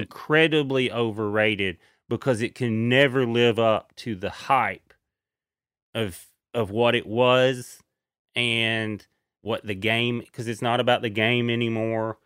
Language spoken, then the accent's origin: English; East Tennessee, United States; I'm from East Tennessee